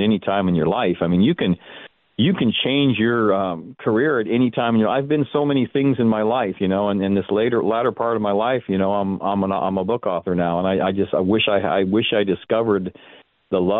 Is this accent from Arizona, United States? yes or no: yes; Tempe, Arizona, United States; I grew up in Tempe